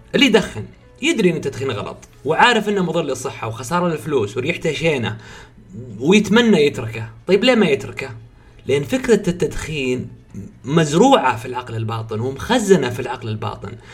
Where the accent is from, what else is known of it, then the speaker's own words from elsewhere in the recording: Saudi Arabia; عندنا في السعوديه